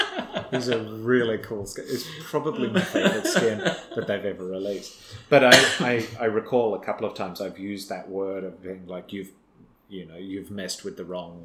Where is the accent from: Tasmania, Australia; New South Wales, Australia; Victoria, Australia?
Tasmania, Australia; Because I'm from Tasmania.